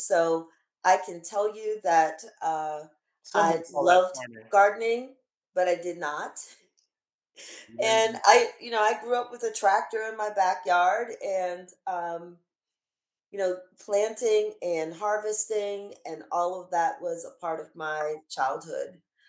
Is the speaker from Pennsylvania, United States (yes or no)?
yes; Harrisburg, Pennsylvania, United States; I grew up in central Pennsylvania, in Harrisburg, Harrisburg, PA. And my parents were both, my father migrated to Pennsylvania from South Carolina.